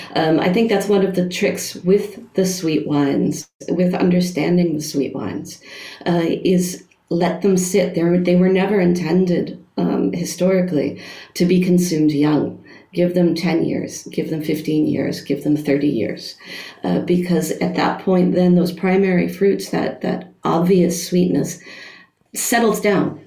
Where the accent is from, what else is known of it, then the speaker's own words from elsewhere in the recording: United States; moved away as an adult; now in Germany; as an American uh, working in Germany